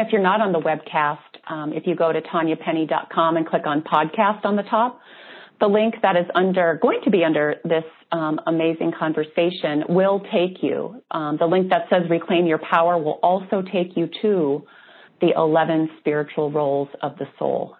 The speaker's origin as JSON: {"language": "English", "region": "Wisconsin", "country": "United States", "said": "i am from Wisconsin"}